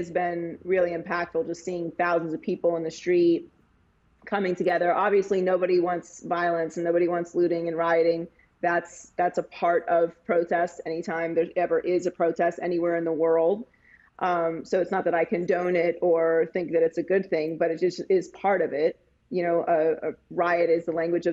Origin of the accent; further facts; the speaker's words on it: Pittsburgh, Pennsylvania, United States; I too am a bar hopper because I'm from Pittsburgh, Pennsylvania